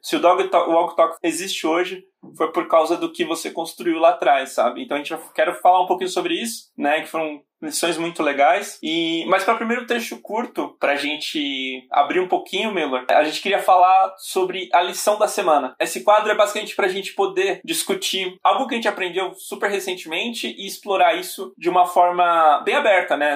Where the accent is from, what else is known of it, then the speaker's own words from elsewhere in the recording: São Paulo, Brazil; also born or lived in Bahia; Eu sou da Bahia originalmente, mas fui criado praticamente aqui em São Paulo